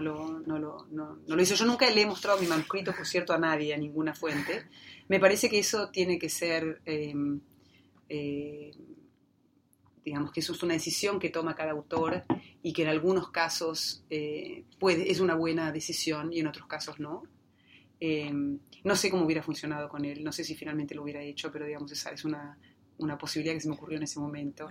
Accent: Neuquén, Argentina; cuando yo era chica, eh, creciendo en la Patagonia

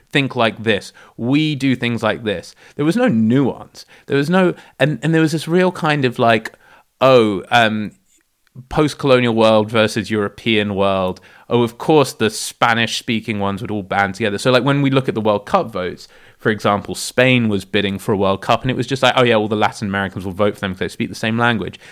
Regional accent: South Africa; I was born in South Africa

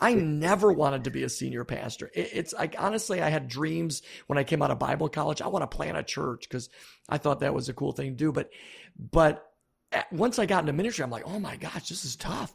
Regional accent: Buffalo, New York, United States; I grew up in Buffalo, New York.

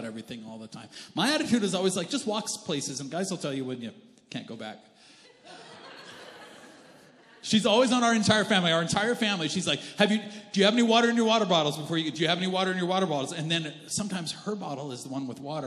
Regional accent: Canada; also born or lived in United States; I'm Canadian.

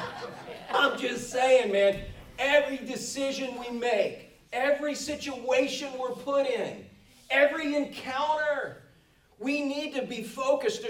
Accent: Florida, United States; we grew up in Florida

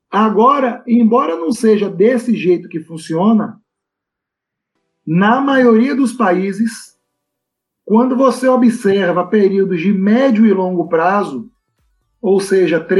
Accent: Brazil; eu acho que esse ponto ele já começa com um traço cultural nosso enquanto brasileiros.

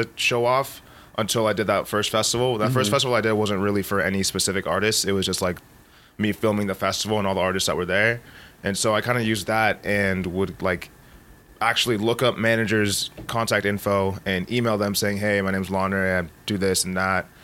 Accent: Folsom, California, United States; moved away; I grew up in Folsom, California. That's like a suburb of Sacramento

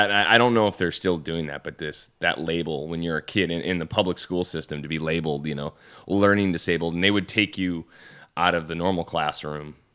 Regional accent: Syracuse, New York, United States; In Syracuse.

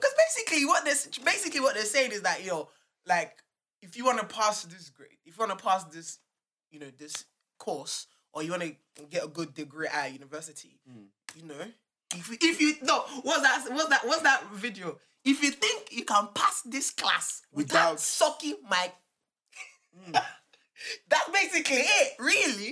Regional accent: Nigeria; In Nigeria, because I'm Nigerian.

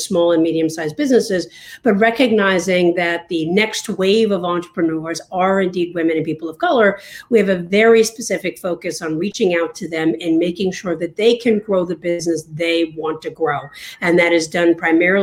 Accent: New York, United States; now in Washington, D.C., United States; I'm originally from New York

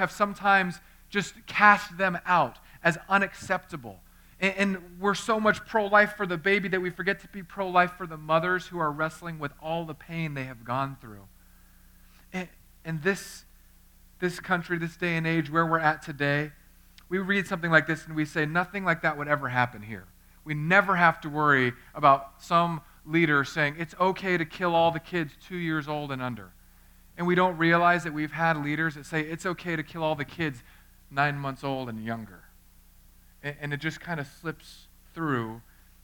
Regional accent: United States; also born or lived in California; I'm an American

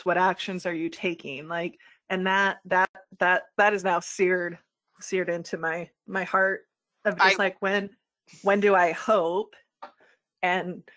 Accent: Midwest, United States; I'm a white woman in the Midwest.

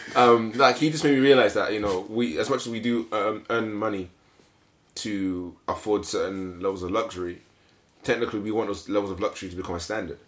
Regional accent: Nigeria; now in United Kingdom; when I grew up in Nigeria, I saw battles between family members for money and inheritance

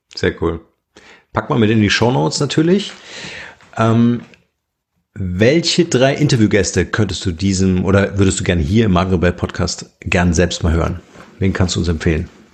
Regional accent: Germany; uns Deutsche

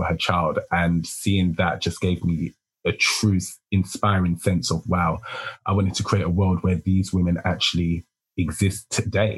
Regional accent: United Kingdom; I'm a British fashion designer

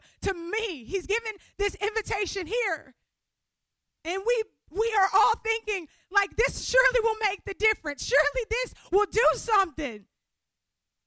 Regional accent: Louisiana, United States; moved away; I'm from Louisiana

